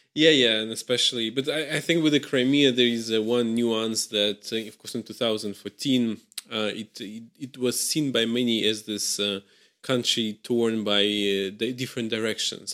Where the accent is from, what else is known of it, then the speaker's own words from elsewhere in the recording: Russia; I come from Russia.